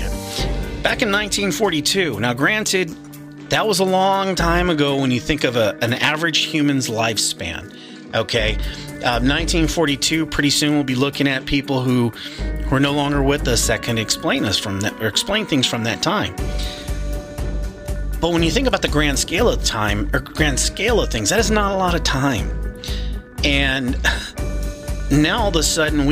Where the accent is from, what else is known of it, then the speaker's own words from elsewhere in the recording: Arizona, United States; I'm from Arizona